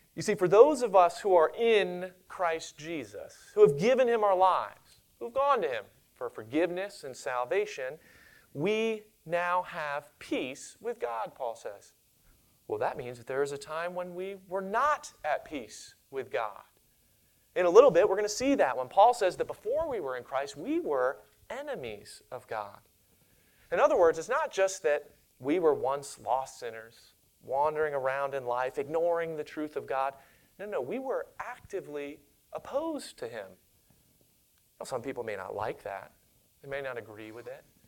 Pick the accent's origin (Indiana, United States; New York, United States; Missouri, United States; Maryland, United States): Maryland, United States; Monrovia; I grew up in Monrovia, Maryland, and in my hometown, we had at that time a population of less than 1,000 people.